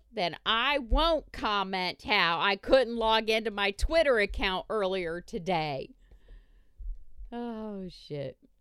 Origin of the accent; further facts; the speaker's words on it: Indiana, United States; I'm from Indiana.